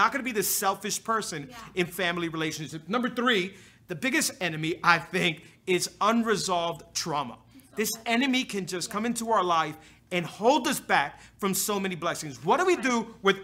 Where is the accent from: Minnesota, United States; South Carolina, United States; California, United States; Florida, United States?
Florida, United States; Hialeah; I was born and raised in Hialeah